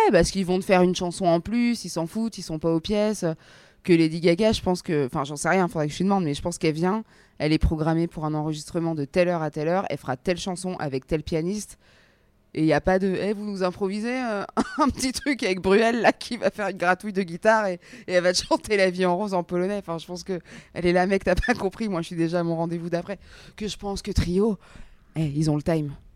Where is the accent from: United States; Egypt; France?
Egypt; Alexandria, Alexandria Governorate; je suis pas né au Caire, je suis né à Alexandrie